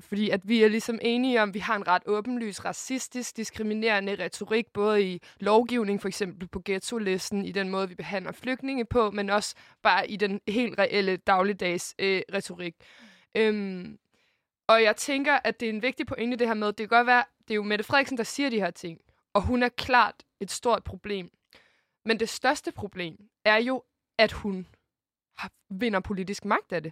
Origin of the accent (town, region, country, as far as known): Denmark